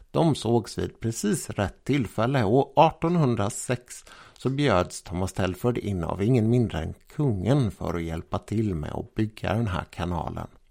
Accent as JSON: {"language": "Swedish", "town": "Jönköping", "region": "Jönköping County", "country": "Sweden", "tie": "born or raised there", "said": "min hemstad, Jönköping"}